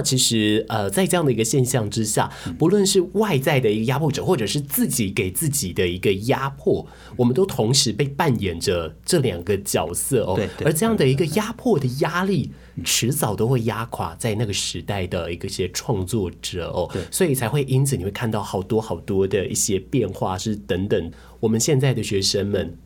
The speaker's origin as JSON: {"language": "Chinese", "region": "Kaohsiung", "country": "Taiwan", "tie": "born or raised there", "said": "对于我这个土生土长的高雄人来说"}